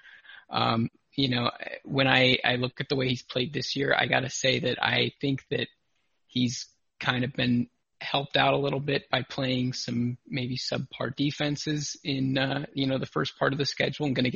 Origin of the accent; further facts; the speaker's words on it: Canton, Ohio, United States; I grew up in Canton, Ohio